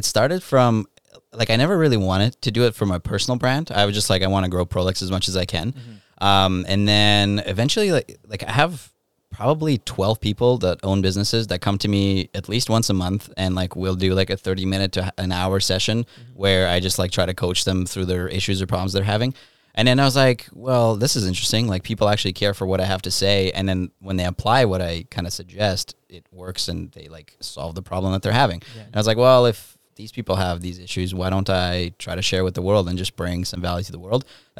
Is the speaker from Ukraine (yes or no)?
yes; Ukraine; Backstory. I'm from Ukraine. European parents, very strict.